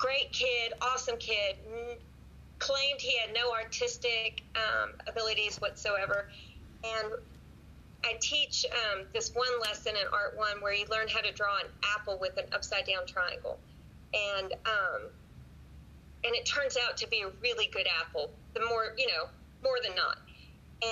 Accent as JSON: {"language": "English", "town": "Wilmington", "region": "North Carolina", "country": "United States", "tie": "born or raised there", "also_born_or_lived": "Washington, D.C. area / Chattanooga, Tennessee", "moved": "as an adult", "said": "I grew up in Wilmington, my later years was in Wilmington, North Carolina. My dad worked for the government, so we lived right outside of Washington, D.C. until sixth grade. Moved to Wilmington, North Carolina until 12th"}